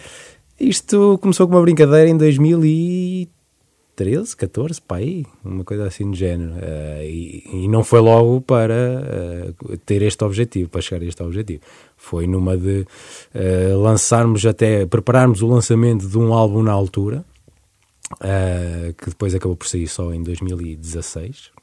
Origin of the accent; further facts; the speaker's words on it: Coimbra, Centro, Portugal; Nós somos de Coimbra.